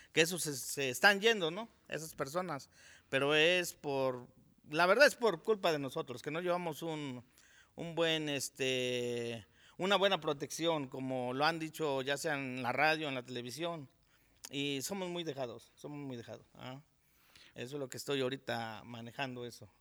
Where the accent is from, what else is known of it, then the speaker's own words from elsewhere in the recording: Amayuca, Morelos, Mexico; yo soy originario de Amayuca, aquí del municipio de Jantetelco